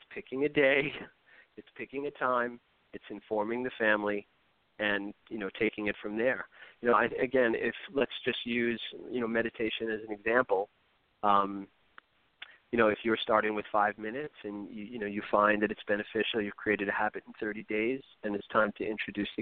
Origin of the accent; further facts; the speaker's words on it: New York City, New York, United States; I grew up in New York City